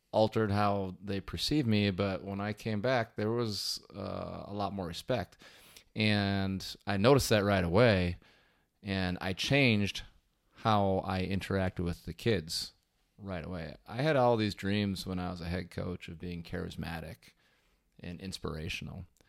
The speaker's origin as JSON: {"language": "English", "region": "Wisconsin", "country": "United States", "tie": "born or raised there", "said": "I grew up in Wisconsin, and, uh, that's kind of where I stayed."}